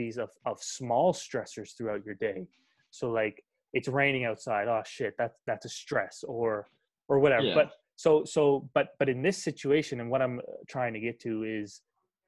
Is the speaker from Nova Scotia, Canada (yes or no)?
yes; Truro, Nova Scotia, Canada; I'm from Truro. That's the hub, baby.